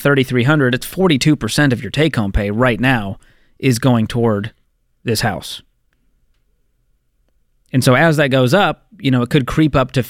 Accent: Boston, Massachusetts, United States; Boston, Massachusetts. Let's go.

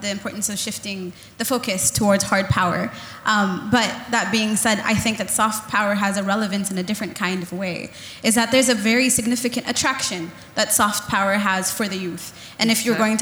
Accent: Philippines; moved away; also born or lived in Sudan / United States / Middle East; myself as Sudanese, I was raised in the Philippines, and I am an American citizen

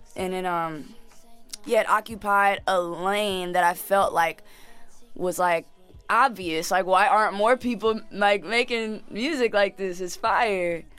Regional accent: Jamaica; I'm Jamaican and I got like family at my house right now

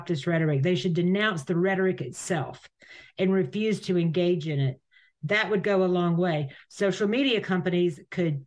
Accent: United States; I'm American

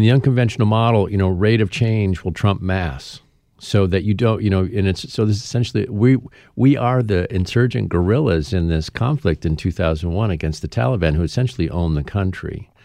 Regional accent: Traverse City, Michigan, United States; my hometown of Traverse City, Michigan

